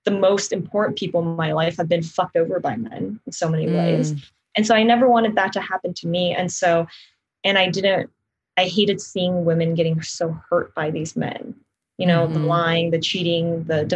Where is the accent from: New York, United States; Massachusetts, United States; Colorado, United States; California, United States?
California, United States; Los Angeles; I grew up in the South Bay here